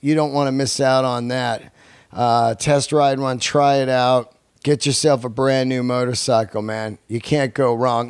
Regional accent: Bay Area, California, United States; also born or lived in Yosemite; now in Los Angeles, United States; growing up in the Bay Area, I was born in Yosemite

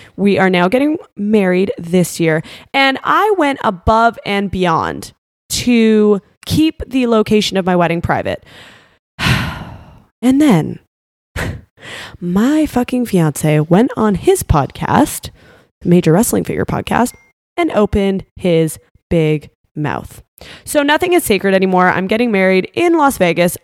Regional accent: Canada; now in Florida, United States; I'm from Canada, but I moved to Florida

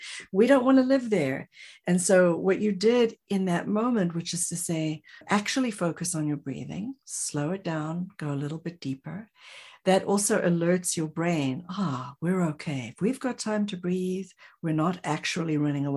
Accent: South Africa; I'm from South Africa

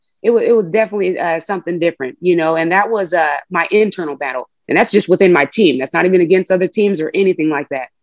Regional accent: Oakland, California, United States; moved away as an adult; also born or lived in Reno, Nevada; I was that kid from Oakland and this was my first opportunity and my ticket to get out of there

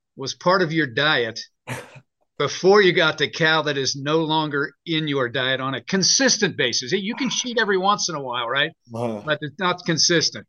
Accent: Western Pennsylvania, United States; moved away; When I was growing up in Western Pennsylvania

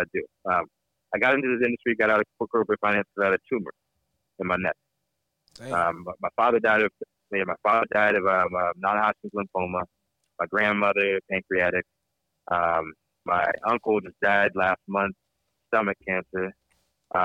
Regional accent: Fluvanna County, Virginia, United States; moved away as an adult; also born or lived in Washington, D.C. area / Germany; now in California, United States; I'm from Virginia. The country, Virginia. I was in the city. I was born outside of D.C., but I came back from Germany. I was in the country. Fluvanna County, Virginia.

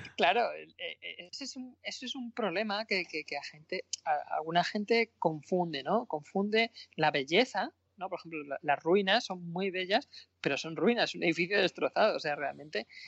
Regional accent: Madrid, Community of Madrid, Spain; also born or lived in Granada / Berlin / Penryn; yo soy madrileño

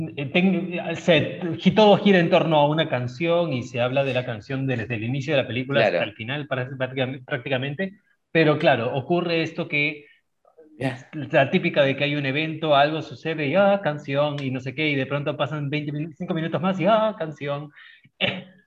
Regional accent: Peru; Nosotros tres que somos latinoamericanos, tres peruanos

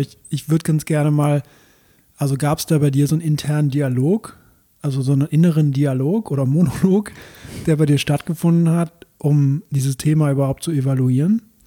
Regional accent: Belgium; moved away; ich komme ja aus Belgien, da kennen wir ja auch Bier

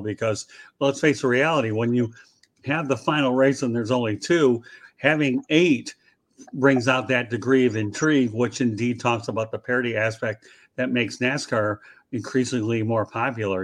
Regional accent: Detroit, Michigan, United States; I'm from the Metro Detroit area

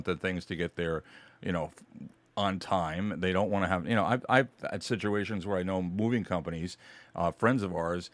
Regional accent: Kings Park, New York, United States; I grew up in Kings Park

